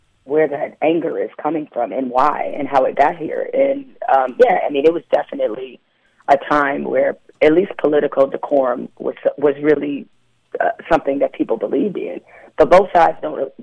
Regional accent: Detroit, Michigan, United States; also born or lived in East Lansing, Michigan; I was raised in Detroit and grew up at Michigan State

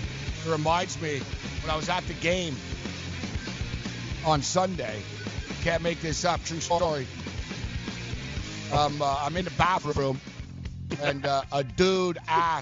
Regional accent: Montreal, Quebec, Canada; also born or lived in Las Vegas; when I lived in, when I was in Las Vegas, people would ask me, where are you from? I'd say, oh, Montreal.

